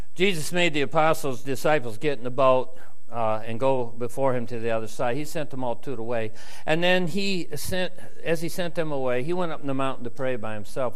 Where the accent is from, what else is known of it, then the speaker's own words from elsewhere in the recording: United States; I'm from America